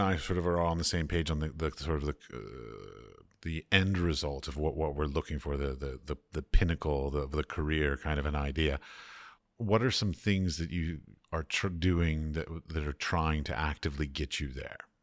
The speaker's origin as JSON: {"language": "English", "country": "United States", "moved": "yes", "said": "I come from American capitalistic societies"}